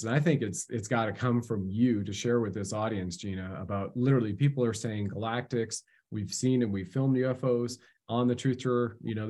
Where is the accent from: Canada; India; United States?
Canada